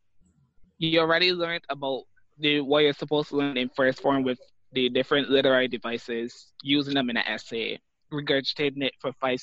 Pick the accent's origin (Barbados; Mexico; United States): Barbados; accent: Barbadian; I love my Barbadian accent. I love the Bajan dialect.